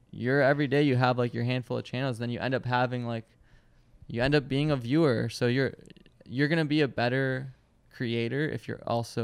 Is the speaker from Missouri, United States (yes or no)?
no; Michigan, United States; born there; I was born in Michigan.